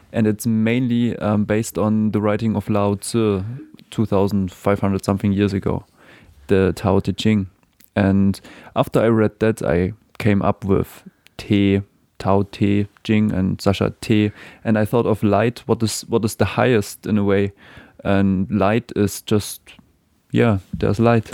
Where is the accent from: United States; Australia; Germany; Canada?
Germany; moved away as an adult; now in New Zealand; I was born in Germany